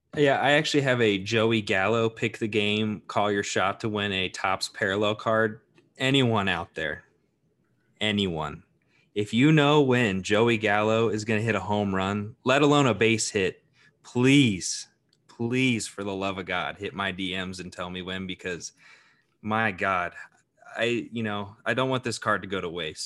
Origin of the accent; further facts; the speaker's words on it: Ohio, United States; now in Arizona, United States; I grew up in Ohio